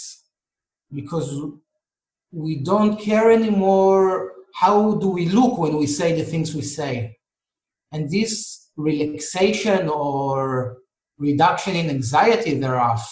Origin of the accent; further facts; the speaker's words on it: Israel; I'm from Israel, and in Israel, people argue a lot